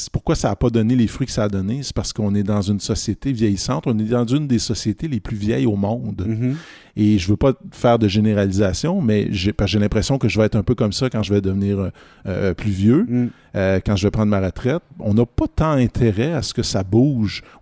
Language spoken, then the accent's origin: French; Quebec, Canada; mais je suis québécois, donc je suis confortable.